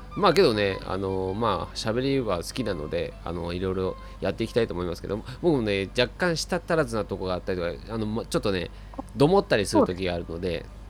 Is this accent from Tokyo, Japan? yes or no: yes; Tokyo, Japan; 僕生まれも育ちも東京なんですけども